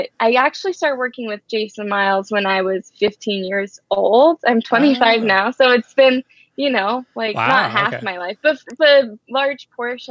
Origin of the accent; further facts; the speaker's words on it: Scarsdale, New York, United States; also born or lived in Manhattan, New York City; now in New York City, United States; Westchester in Scarsdale, New York. I grew up there